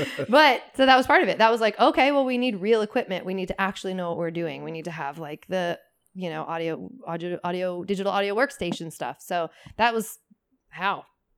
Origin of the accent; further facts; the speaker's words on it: Seattle, Washington, United States; I'm from Seattle.